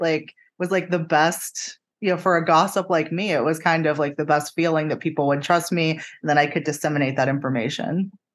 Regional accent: Pennsylvania, United States; moved away as an adult; also born or lived in Jacksonville, Florida; now in Tampa, United States

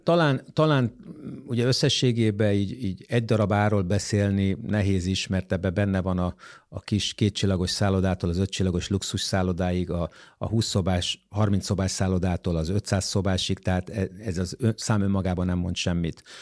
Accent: Budapest, Hungary; magyar emberként, budapestiként, itt élőként

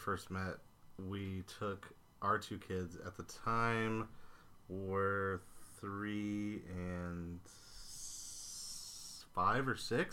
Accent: Grand Island, Nebraska, United States; born or raised there; now in Omaha, United States

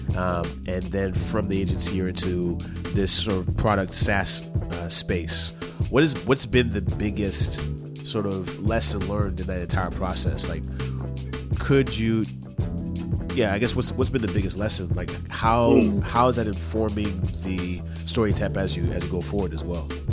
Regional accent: Southern California, United States; now in New York City, United States; I'm not fan from Vancouver, I'm from Southern California, and I live in New York City now

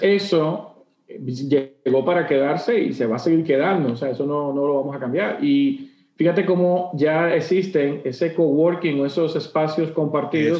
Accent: Dominican Republic; mis cosas que me representan como dominicano

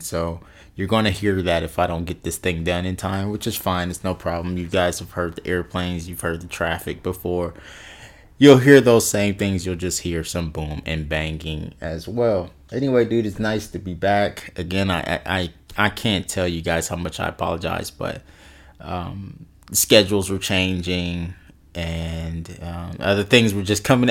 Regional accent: West Coast, United States; I'm from the West Coast

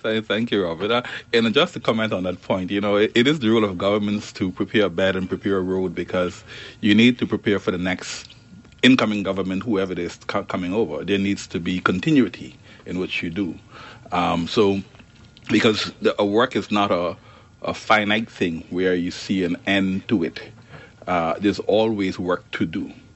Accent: Turks & Caicos Islands; I'm Turks and Caicos. I'm coming in as a Turks and Caicos Islander into the organization

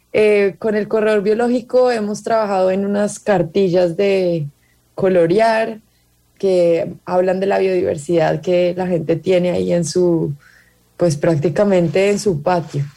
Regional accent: Colombia; Yo soy colombiana

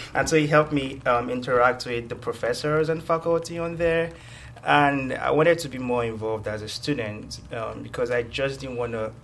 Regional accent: Nigeria; moved away as an adult; now in Georgia, United States; I was born and raised in Nigeria

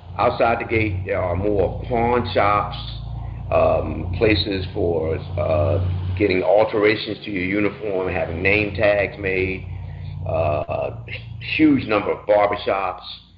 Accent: Baltimore, Maryland, United States; moved away as an adult; I was from Baltimore

